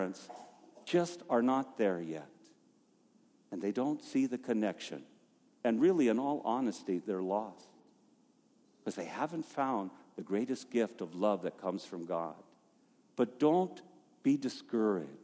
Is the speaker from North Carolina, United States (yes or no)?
no; Safford, Arizona, United States; also born or lived in Flagstaff, Arizona; just down the road from where I was born, in Safford